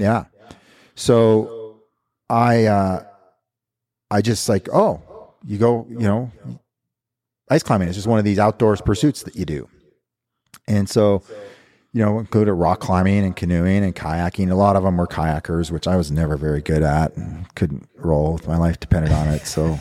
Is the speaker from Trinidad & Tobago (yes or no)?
no; Big Timber, Montana, United States; moved away; also born or lived in Canadian Rockies; I grew up here in Montana in a little town called Big Timber, about sixty miles from here. And born and raised